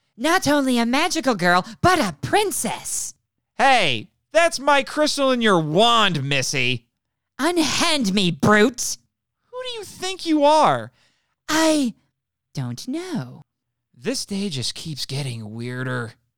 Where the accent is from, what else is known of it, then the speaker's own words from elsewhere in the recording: United States; my home country the, of America.